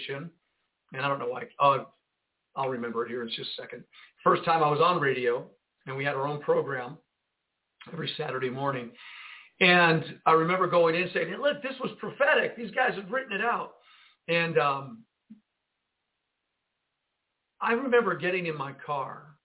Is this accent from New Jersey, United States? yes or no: yes; Jersey City, New Jersey, United States; I was born in Jersey City, New Jersey